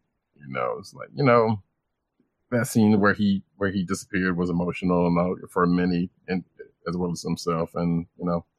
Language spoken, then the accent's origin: English; Bronson, the South, United States; accent: Southern; I am from Bronson, and I'm Southern